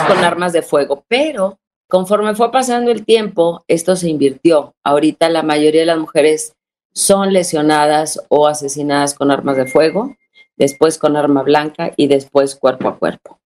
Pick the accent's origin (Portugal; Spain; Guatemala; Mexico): Mexico; Monterrey, Nuevo León